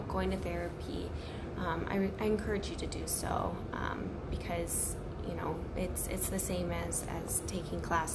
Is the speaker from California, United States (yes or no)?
no; Missouri, United States; now in Chicago, United States; I'm from Missouri and I moved to Chicago